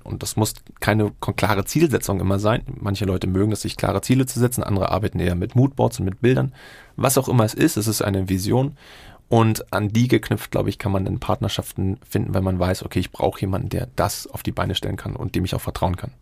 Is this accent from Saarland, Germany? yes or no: no; Berlin, Germany; moved away as an adult; now in Singapore; meine Heimatstadt ist eigentlich Berlin, aber ich lebe in Singapur